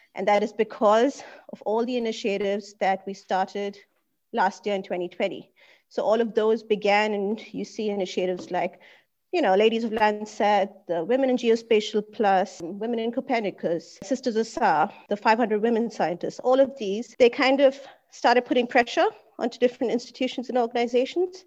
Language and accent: English; India; also born or lived in Germany; now in Singapore; I was born in India, but I'm German by nationality and I've been here. All my career has been in Germany as well